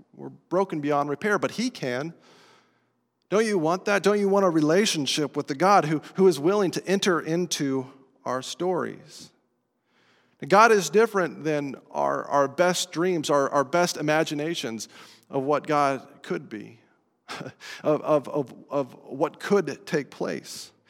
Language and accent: English; Estes Park, Colorado, United States; moved away as an adult; I grew up in Estes Park, Colorado, two thousand miles away from here, an entirely different culture